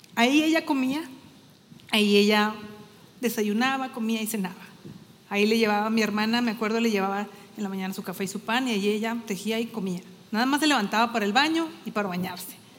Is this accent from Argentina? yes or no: no; Torreón, Coahuila, Mexico; moved away as an adult; now in Saltillo, Mexico; somos de Torreón, mi esposo y yo, y tenemos aquí viviendo en Saltillo, pues, lo que tenemos de casados, casi 27 años, ya somos más zaraperos que laguneros